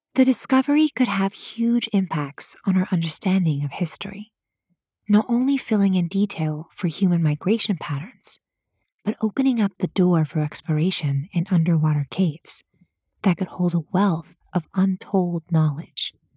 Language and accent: English; San Diego, California, United States; my hometown of San Diego, California